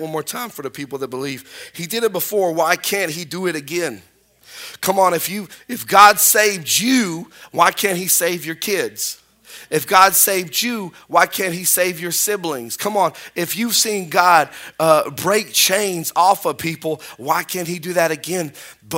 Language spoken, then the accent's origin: English; Spring Hill, United States; now in North Webster, United States; I'm from Spring Hill